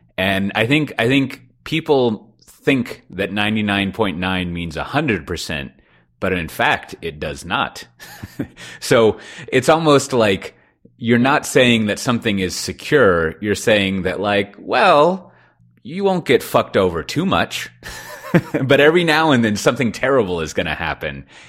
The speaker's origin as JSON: {"language": "English", "town": "Austin", "region": "Texas", "country": "United States", "tie": "born or raised there", "said": "I'm from Austin"}